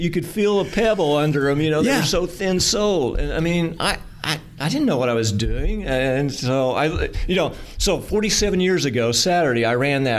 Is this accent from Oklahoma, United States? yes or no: yes; Sapulpa, Oklahoma, United States; I was born in Sapulpa, grew up in Sapulpa. I now live in Sapulpa, and I'm an accountant.